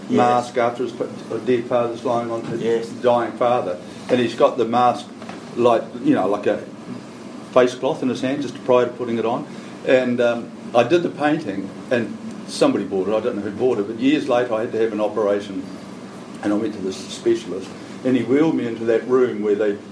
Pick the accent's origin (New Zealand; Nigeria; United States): New Zealand; as a Kiwi